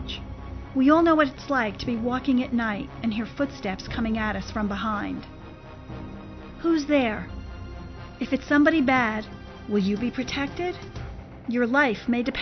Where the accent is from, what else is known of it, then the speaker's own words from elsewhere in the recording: New Jersey, United States; accent: New Jersey; my New Jersey accent